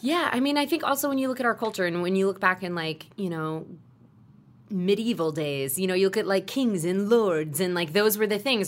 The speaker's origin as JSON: {"language": "English", "region": "Texas", "country": "United States", "tie": "born or raised there", "said": "I grew up in Texas where football is a religion"}